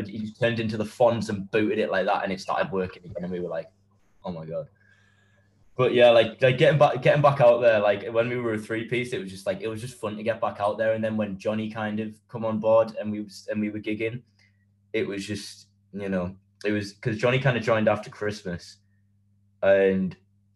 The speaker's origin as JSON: {"language": "English", "area": "County Durham", "region": "North East England", "country": "United Kingdom", "said": "we're all from County Durham"}